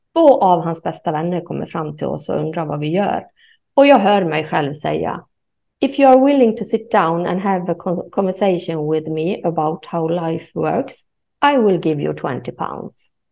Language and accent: Swedish; Sweden; jag är ju svensk